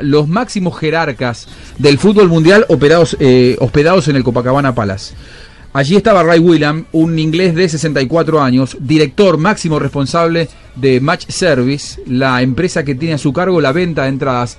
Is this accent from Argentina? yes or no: yes; Argentina; soy argentino